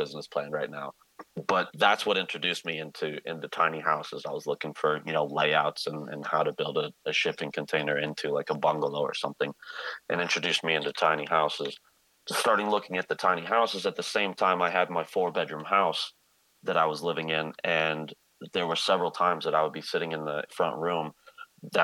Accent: Golden, Colorado, United States; I was born and raised out in Golden, Colorado.

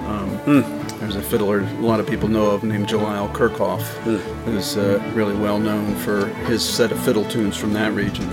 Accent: York County, Pennsylvania, United States; I grew up in York County

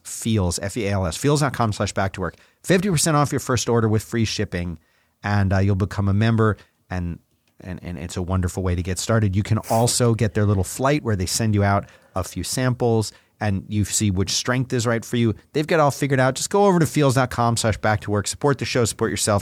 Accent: Philadelphia, Pennsylvania, United States; when I was a boy growing up in Philly

